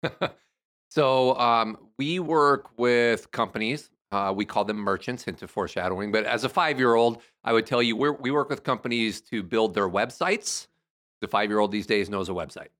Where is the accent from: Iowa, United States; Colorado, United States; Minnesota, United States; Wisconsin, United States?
Iowa, United States; Nashua; moved away; my hometown is Nashua